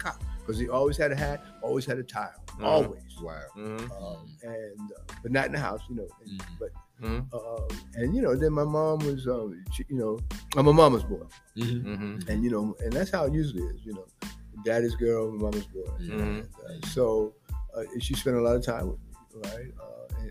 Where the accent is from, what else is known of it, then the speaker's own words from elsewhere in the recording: New York City, New York, United States; also born or lived in Bronx, New York; I'm in New York. Born and raised, I was born in Harlem